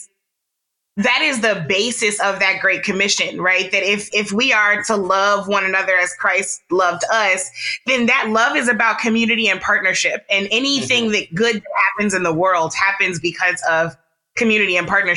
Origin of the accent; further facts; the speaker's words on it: St. Louis, Missouri, United States; I am a Midwesterner. I was raised in St. Louis